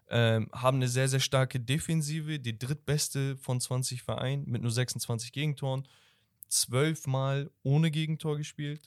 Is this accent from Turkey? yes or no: yes; Turkey; ich bin Türke